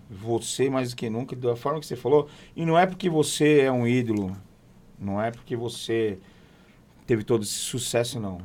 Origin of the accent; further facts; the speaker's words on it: São Paulo, Brazil; Eu falo bicho porque eu sou, sou, sou, sou de São Paulo, sou paulista